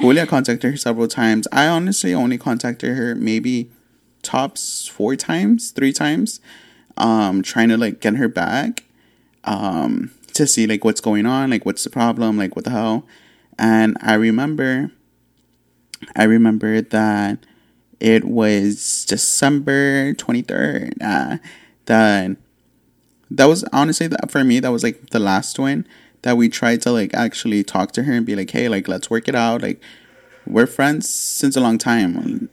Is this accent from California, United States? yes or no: no; Laredo, Texas, United States; we're from Laredo